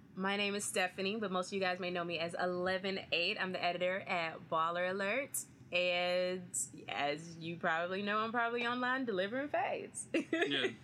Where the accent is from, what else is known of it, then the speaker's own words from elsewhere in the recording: Austin, Texas, United States; I'm from Austin, Texas